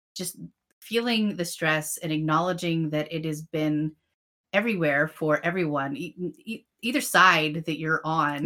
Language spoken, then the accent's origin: English; between Erie and Pittsburgh, Pennsylvania, United States; I'm from like between Erie and Pittsburgh